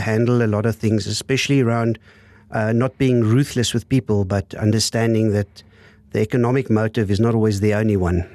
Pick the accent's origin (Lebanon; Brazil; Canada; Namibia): Namibia; Windhoek, Khomas; also born or lived in Lüderitz, Namibia / Stellenbosch, South Africa; grew up in Windhoek.